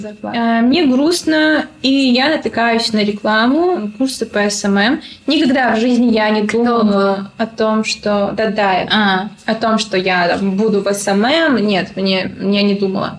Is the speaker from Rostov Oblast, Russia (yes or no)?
no; Dolinsky, Chechnya, Russia; also born or lived in Grozny; я вообще выросла в селе в Чеченском.